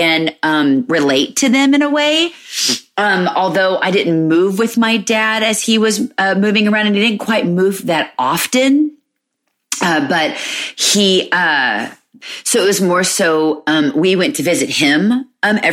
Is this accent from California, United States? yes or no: no; Alabama, United States; moved away as an adult; we're originally from Alabama because that's where their dad and I grew up.